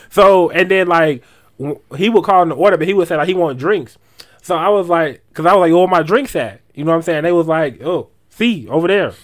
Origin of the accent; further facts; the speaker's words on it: Asheville, North Carolina, United States; I'm from Asheville